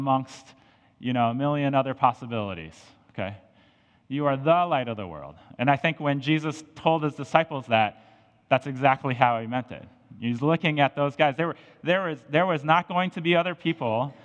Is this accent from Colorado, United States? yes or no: yes; Colorado, United States; now in St. Louis, United States; growing up in Colorado